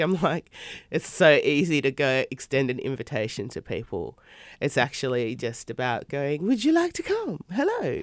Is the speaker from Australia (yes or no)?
yes; Australia; living in Australia and growing up in Australia